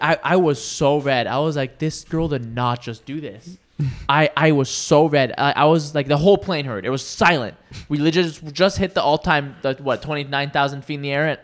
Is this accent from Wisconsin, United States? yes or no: no; Washington, United States; born or raised there; moved away as an adult; now in California, United States